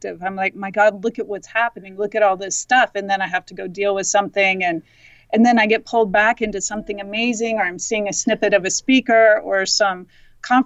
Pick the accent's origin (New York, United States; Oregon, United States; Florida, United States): Oregon, United States; Bend; also born or lived in Denver, Colorado; I moved here from Denver, and I grew up in Bend